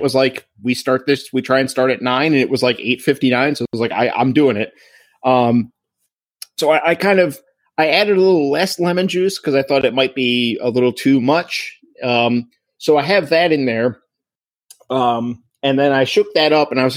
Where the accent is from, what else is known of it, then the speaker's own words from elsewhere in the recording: Annapolis, Maryland, United States; I am from Maryland, and I went to high school in Annapolis